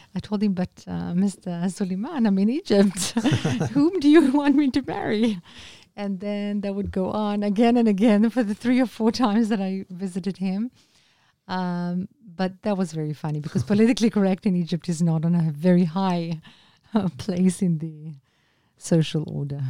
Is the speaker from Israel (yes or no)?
yes; Israel; Anna min Israel